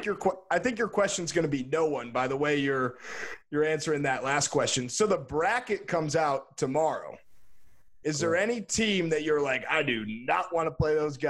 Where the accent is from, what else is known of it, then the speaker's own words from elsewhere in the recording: Chicago, Illinois, United States; Yeah, we're both from Chicago. But I went to Mizzou